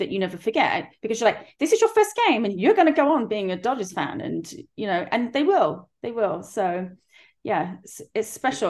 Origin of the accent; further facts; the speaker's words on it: England, United Kingdom; now in United States; so for us, I know I'm from England, but for my children, especially, it's like a family, something that has been in the family